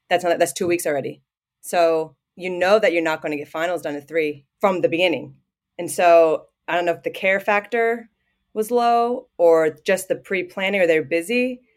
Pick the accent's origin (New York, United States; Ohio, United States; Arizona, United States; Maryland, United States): Ohio, United States; Southwest; moved away as an adult; now in Canberra, Australia; I grew up in Ohio, yeah, Southwest Ho-, Ohio.